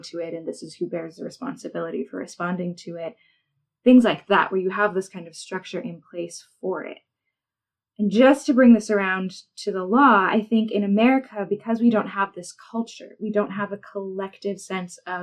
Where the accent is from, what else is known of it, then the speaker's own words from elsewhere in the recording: United States; As an Asian American